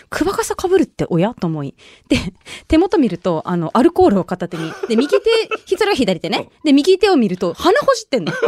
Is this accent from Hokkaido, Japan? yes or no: no; Okinawa City, Okinawa, Japan; 沖縄市出身です